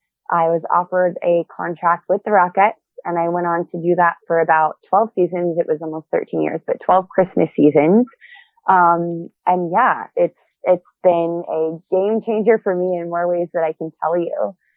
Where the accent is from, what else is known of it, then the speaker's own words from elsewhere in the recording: Ohio, United States; I grew up in Ohio. I had a pretty supportive family. I started dancing at a very young age.